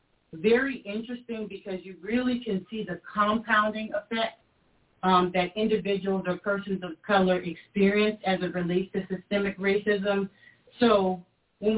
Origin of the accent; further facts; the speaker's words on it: South Carolina, United States; I was from South Carolina